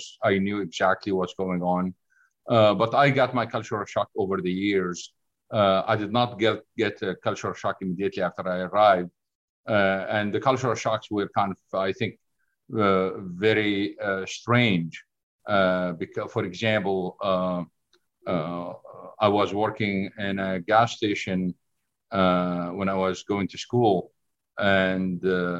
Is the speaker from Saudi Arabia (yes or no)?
yes; Saudi Arabia; moved away as an adult; also born or lived in Syria / Oklahoma, United States / Colorado, United States; now in Ohio, United States; I was born in Syria, moved to Saudi Arabia, grew up in Saudi Arabia, got my undergrad in Saudi Arabia, then moved to the great country of Oklahoma in the United States.